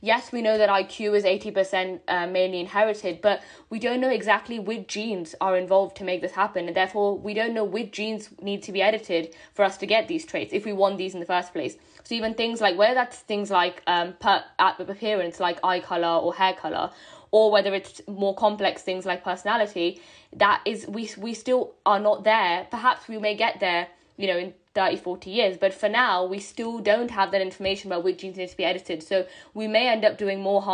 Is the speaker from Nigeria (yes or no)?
no; India; as an Indian myself